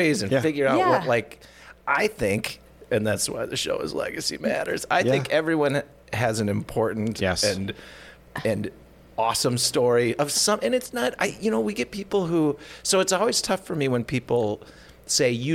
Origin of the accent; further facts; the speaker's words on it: Minnesota, United States; I'm deeply Minnesotan